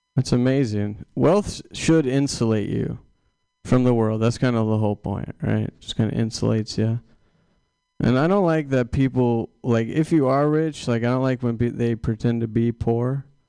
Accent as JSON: {"language": "English", "town": "Sacramento", "region": "California", "country": "United States", "moved": "yes", "lives_now": "San Francisco Bay Area, United States", "said": "I'm from Sacramento originally. Now I live in the Bay"}